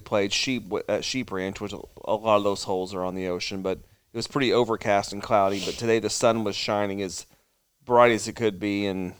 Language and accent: English; Evansville, Indiana, United States; I'm from Evansville, Indiana.